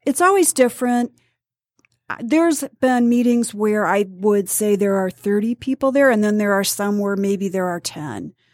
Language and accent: English; Detroit, Michigan, United States; also born or lived in Warren, Michigan / Bad Axe, Michigan; I grew up in Warren and, um, Detroit until nineteen sixty-eight.